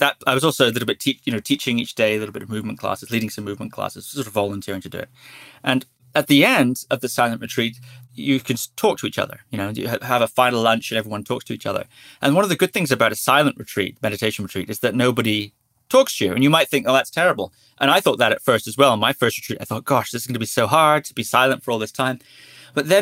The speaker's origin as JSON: {"language": "English", "area": "Shetland Islands", "region": "Scotland", "country": "United Kingdom", "tie": "born or raised there", "said": "I grew up on the Shetland Islands"}